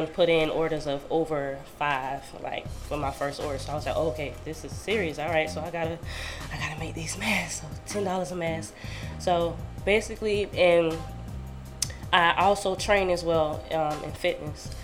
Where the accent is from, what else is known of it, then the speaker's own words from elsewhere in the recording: Sarasota, Florida, United States; I'm from Sarasota.